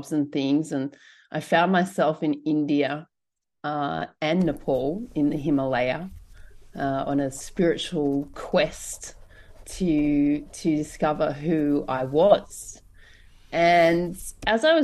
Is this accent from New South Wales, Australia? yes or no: yes; Blue Mountains, New South Wales, Australia; I grew up in Australia's largest climbing area